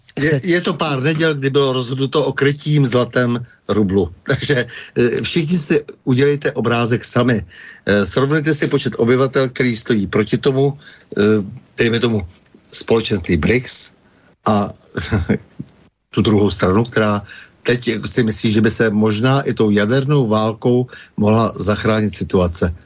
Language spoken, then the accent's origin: Czech; Bohemia, Czechia; u nás v Čechách